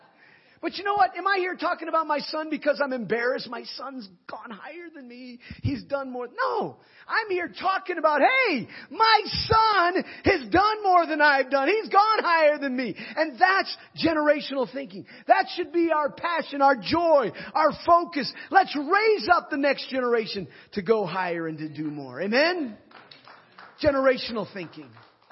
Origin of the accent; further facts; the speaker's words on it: Nigeria; When I was growing up in Nigeria, as an MK, a missionary kid, my father was a missionary and grew up in Nigeria.